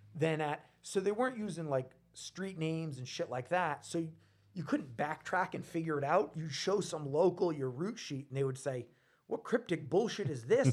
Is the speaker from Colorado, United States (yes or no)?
no; Rhode Island, United States; I'm from Rhode Island.